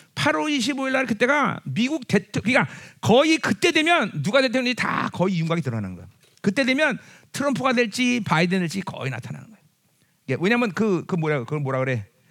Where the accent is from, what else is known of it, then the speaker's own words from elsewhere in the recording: South Korea; 우리는 한국 사람이기 때문에